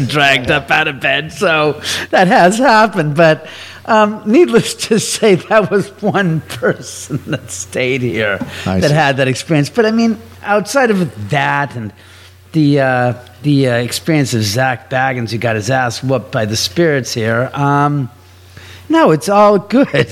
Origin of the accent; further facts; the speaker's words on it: Beverly Hills area, California, United States; I was born and raised in the area